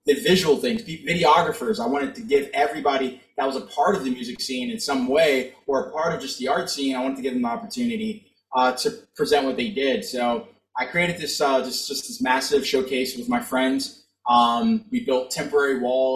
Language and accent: English; Florida, United States; moved away as an adult; also born or lived in California; now in Pennsylvania, United States; I'm from Florida. I'm from Florida. Like, I was born in California. I've lived in Florida my entire life